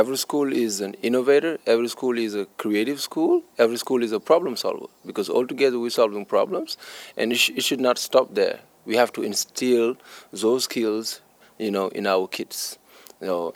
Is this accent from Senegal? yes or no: yes; Senegal; I'm from Senegal